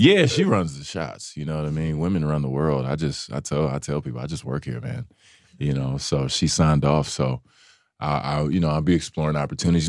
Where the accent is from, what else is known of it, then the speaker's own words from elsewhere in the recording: Dallas, Texas, United States; I'm from Dallas